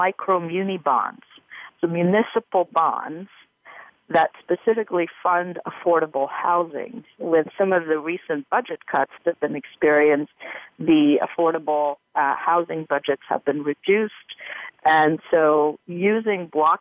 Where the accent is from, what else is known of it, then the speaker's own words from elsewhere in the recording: Timișoara, Timiș County, Romania; Romania, in my hometown of Timișoara